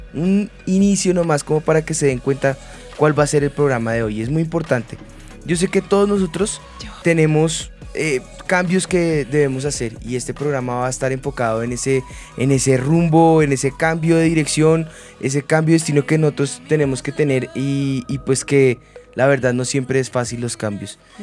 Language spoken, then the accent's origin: Spanish; Bogotá, Colombia; nuestra esencia como bogotanos, como rolos, eh, oriundos acá de de Bogotá, en la capital en Colombia